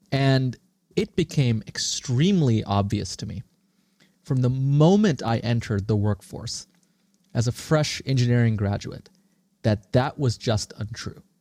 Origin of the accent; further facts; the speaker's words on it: Singapore; also born or lived in India; now in United States; And tracing back my roots, I was born in India, I grew up in Singapore, and I came to the US 20 years ago, much like many immigrants do.